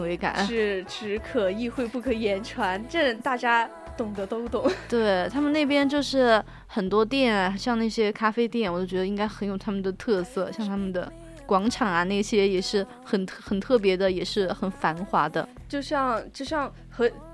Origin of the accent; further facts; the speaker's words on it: China; 像我们中国人这种猎奇，然后对新鲜事物的一个好奇心态